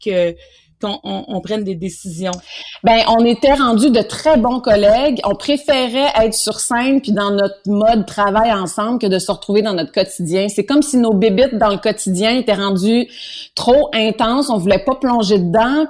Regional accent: Granby, Quebec, Canada; chez nous, à Granby

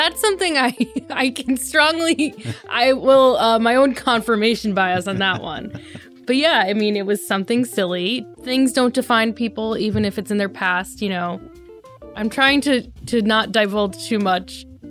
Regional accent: Delaware, United States; I grew up in Delaware when he was a senator there

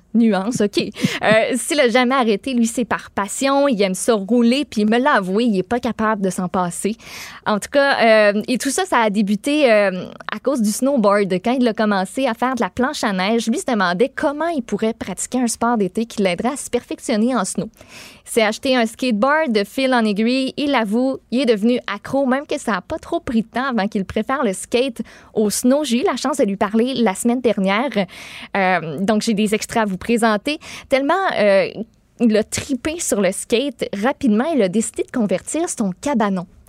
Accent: Boischatel, Quebec, Canada; je viens de, de Bois-Châtel. Mes parents restent encore là

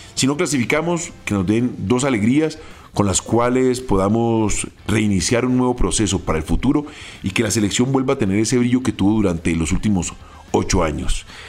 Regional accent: Colombia; nosotros como colombianos

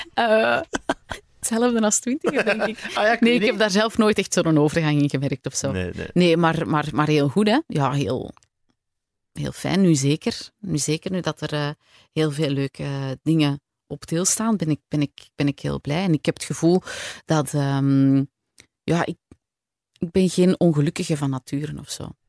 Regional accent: Antwerp, Flanders, Belgium; moved away as an adult; also born or lived in Borgerhout / Leuven; now in Kessel-Lo, Belgium; ik ben geboren in Borgerhout, ben opgegroeid in Merksem heel mijn leven. En dan op mijn 18 ben ik op kot gegaan in Leuven.

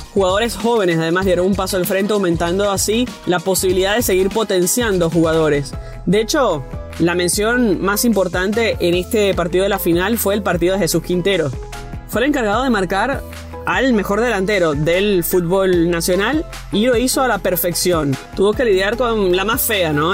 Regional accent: Venezuela; como venezolana

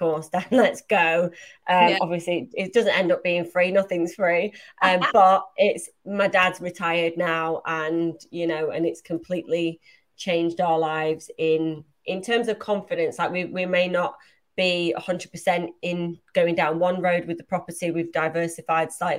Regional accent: Manchester, North West England, United Kingdom; moved away; I'm from Manchester originally

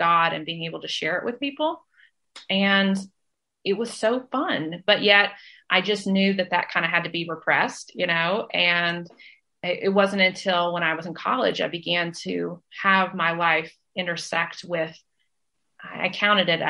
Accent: Nashville, Tennessee, United States; moved away as an adult; also born or lived in Washington, D.C.; now in Athens, Georgia, United States; I have grown up in the southern part of the United States. I was born in Nashville, Tennessee

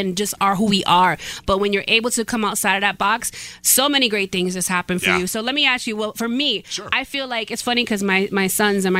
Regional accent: Bridgeport, Connecticut, United States; I'm from Bridgeport, Connecticut, born and raised.

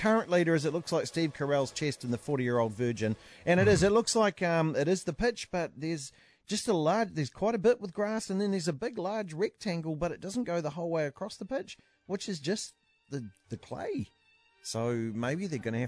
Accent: New Zealand; as a New Zealander

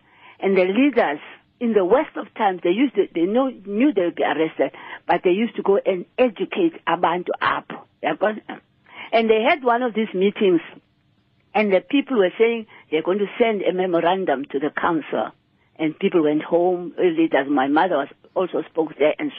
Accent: Cape Town, Western Cape, South Africa; moved away as an adult; also born or lived in Manchester, United Kingdom / Transkei; I was born and bred in Langa, in the Kaap

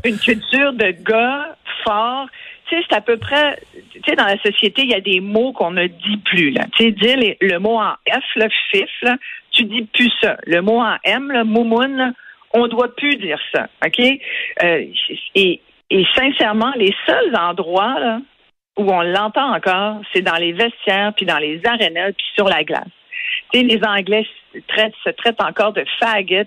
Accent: Quebec, Canada; chez nous au Québec

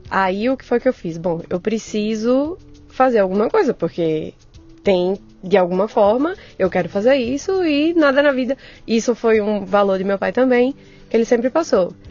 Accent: Northeast Region, Brazil; Viu o sotaque. Eu sou nordestina.

